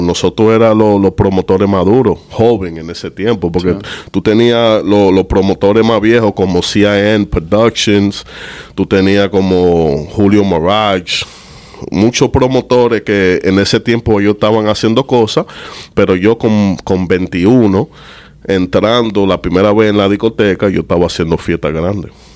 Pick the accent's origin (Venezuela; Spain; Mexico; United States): United States; New York; also born or lived in Dominican Republic; nací en Nueva York, en Harlem, en St. Luke's Hospital